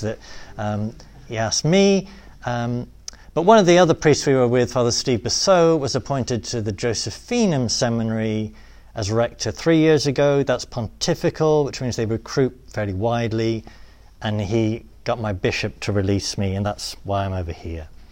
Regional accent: England, United Kingdom; accent: British; moved away as an adult; also born or lived in Rome, Italy; now in United States; my mom's from Illinois. My dad's from Britain. They met at Purdue University. Uh, all my life they've lived in England

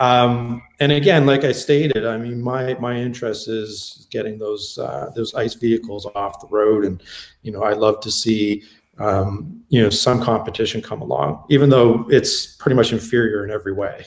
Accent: Canada; also born or lived in California; since I'm Canadian

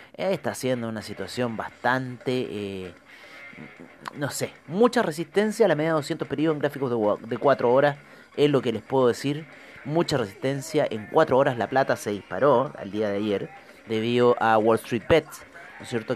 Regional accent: Chile; uno como chileno

